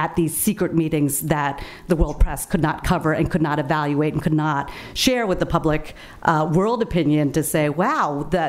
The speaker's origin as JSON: {"language": "English", "region": "Southern Vietnam", "country": "Vietnam", "tie": "born or raised there", "moved": "yes", "said": "I was born in the Republic of Vietnam, hail from the South."}